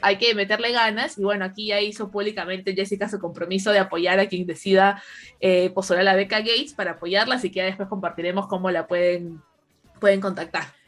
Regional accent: Peru; como peruanas

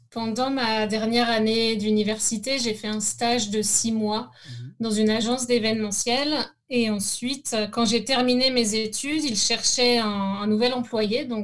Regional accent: La Rochelle, Nouvelle-Aquitaine, France; born there; also born or lived in Nantes, France; Donc moi, je suis née en France, dans une ville qui s'appelle La Rochelle. C'est euh, dans la région Charente-Maritime, dans l'ouest de la France.

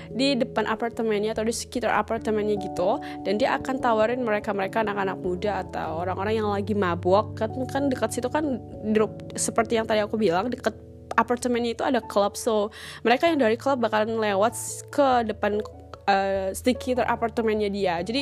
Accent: North Sumatra, Indonesia; aku orang Batak

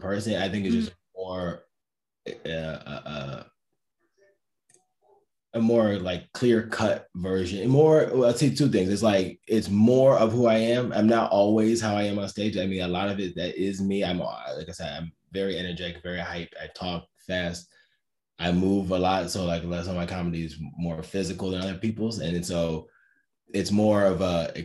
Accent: Cleveland, Ohio, United States; moved away as an adult; also born or lived in New York; now in Washington, D.C., United States; I'm from Cleveland.

